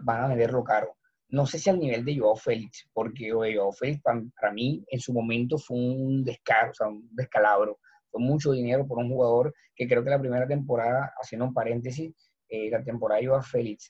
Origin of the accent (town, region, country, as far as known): Colombia